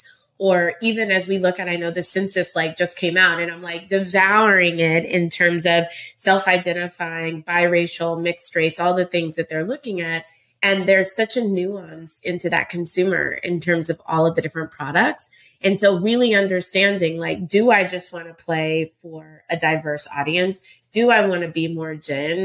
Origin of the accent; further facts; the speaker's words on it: Round Rock, Texas, United States; moved away as an adult; also born or lived in Indiana / New York; I grew up in Round Rock, Texas.